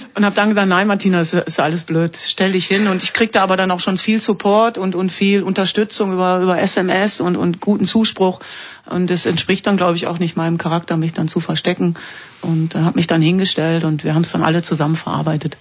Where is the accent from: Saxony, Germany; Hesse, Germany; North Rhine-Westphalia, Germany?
North Rhine-Westphalia, Germany; Duisburg; moved away as an adult; now in Switzerland; Duisburg ist, ist meine Heimat, meine ganze Familie ist dort